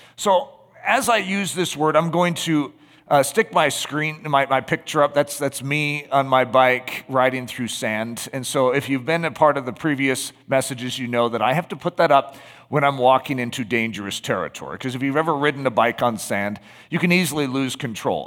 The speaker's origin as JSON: {"language": "English", "country": "United States", "said": "Just being an American"}